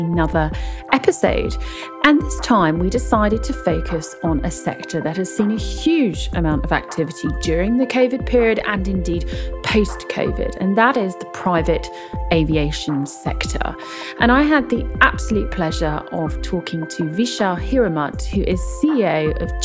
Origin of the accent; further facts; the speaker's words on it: United Kingdom; I'm British